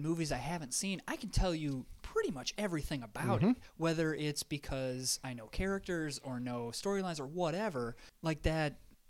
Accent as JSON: {"language": "English", "town": "Flint", "region": "Michigan", "country": "United States", "tie": "born or raised there", "said": "I grew up in Flint, Michigan."}